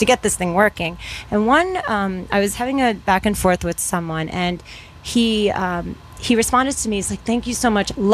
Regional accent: Taos, New Mexico, United States; I'm from Taos

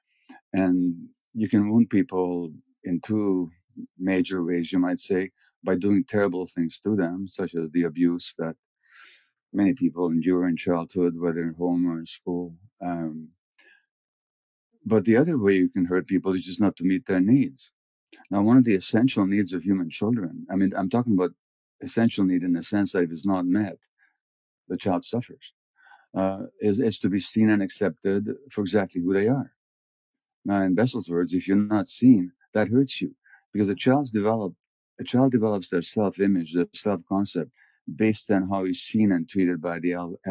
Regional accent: Budapest, Hungary; I was born in January 1944 in Budapest, 2 months before the Nazis occupied Hungary

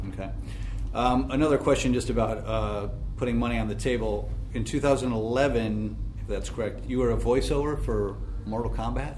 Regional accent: Cortland, New York, United States; I'm from Cortland, New York

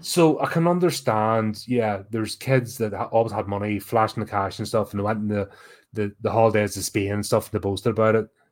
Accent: Belfast, Northern Ireland, United Kingdom; growing up in Belfast during the 80s

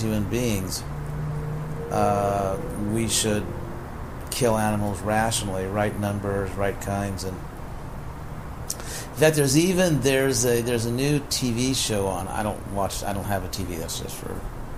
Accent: Los Angeles, California, United States; I was born in Los Angeles

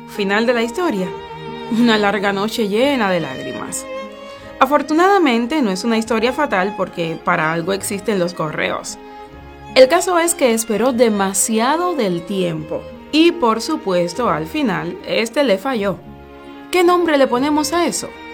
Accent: Cuba; Somos gente de Cuba.

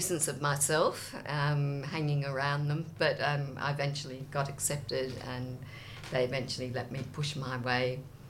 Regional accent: Australia; also born or lived in England; came back to Australia in 1986

